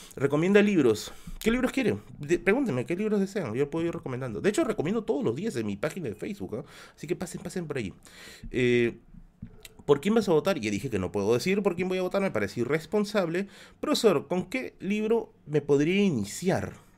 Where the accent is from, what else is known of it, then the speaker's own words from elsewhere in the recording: Tacna, Peru; moved away; also born or lived in Villa El Salvador, Lima, Peru; mi tierra, mi tierra, Tacna es mi tierra. Tacna es la tierra en la cual yo, yo nací